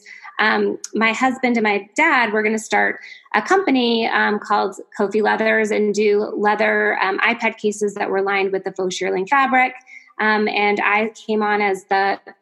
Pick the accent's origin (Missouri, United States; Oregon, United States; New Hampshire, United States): New Hampshire, United States; moved away as an adult; now in California, United States; I grew up in New Hampshire and went to schools back east, college back east.